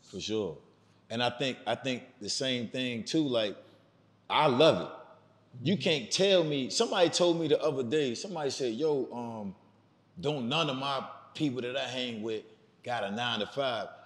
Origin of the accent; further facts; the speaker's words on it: Miami, Florida, United States; That comes from growing up in Miami.